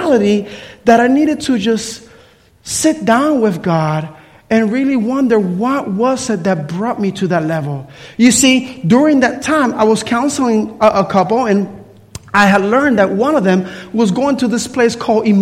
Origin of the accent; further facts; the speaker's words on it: Puerto Rico; I grew up in Puerto Rico